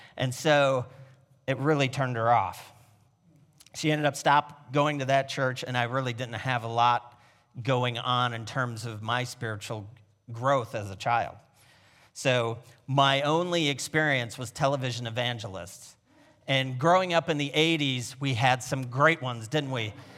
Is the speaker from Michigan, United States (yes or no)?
yes; Niles, Michigan, United States; I was born on Valentine's Day in Niles, Michigan